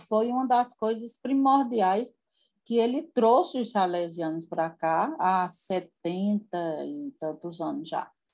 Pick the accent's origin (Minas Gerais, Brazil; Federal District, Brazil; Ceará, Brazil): Ceará, Brazil; Nova Olinda; also born or lived in Recife; now in Juazeiro do Norte, Brazil; nasci numa cidade aqui perto, na cidade de Crato, é, pertinho da cidade de Crato, que é Nova Olinda